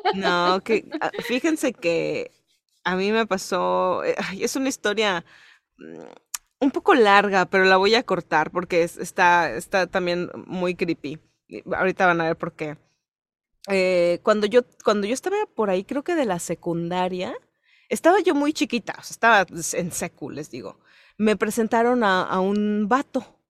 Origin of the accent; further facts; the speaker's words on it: Yucatán, Mexico; Voy a empezar a fingir un acento, güey, para que piensen que no soy yucateca